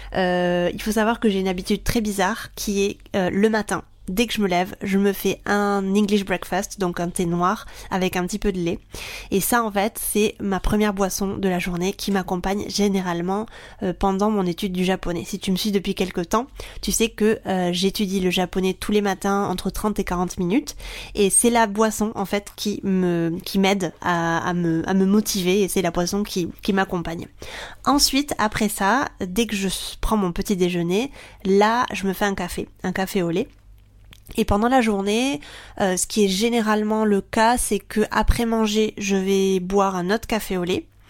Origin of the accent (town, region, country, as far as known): France; moved away as an adult; also born or lived in Japan; now in Barcelona, Spain